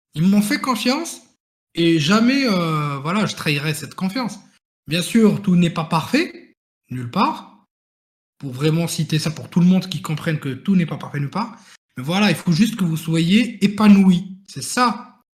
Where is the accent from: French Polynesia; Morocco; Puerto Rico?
Morocco; moved away as an adult; now in France; je venais du Maroc